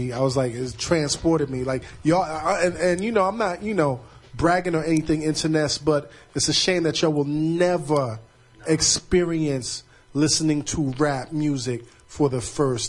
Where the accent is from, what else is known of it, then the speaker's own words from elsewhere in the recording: New York City, New York, United States; I'm from Lincoln Place between Albany and Troy, right behind the Albany Projects, man.